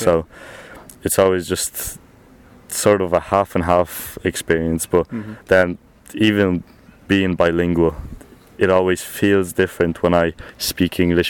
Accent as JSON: {"language": "English", "town": "Dublin", "region": "Leinster", "country": "Ireland", "tie": "born or raised there", "also_born_or_lived": "Poland", "lives_now": "Wicklow, Ireland", "said": "So, I'm originally from Poland, but I moved to Ireland when I was 2 years old. And I lived in Dublin for the majority of my life. But around, 8 years ago, I moved to the south of Dublin, to a county called Wicklow."}